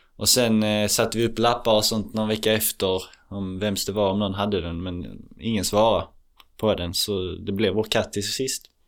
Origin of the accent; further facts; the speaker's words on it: Sweden; jag är svensk